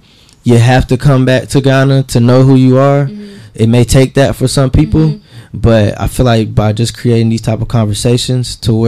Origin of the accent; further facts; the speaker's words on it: United States; I'm an American. I'm from this land. I was born in this land, right?